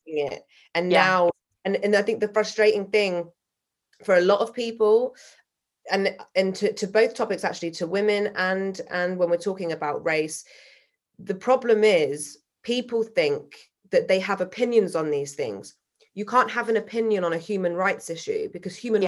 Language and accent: English; Salisbury, South West England, United Kingdom; now in London, United Kingdom; I was brought up in Salisbury, which is a very white, middle class um, city, the size of a town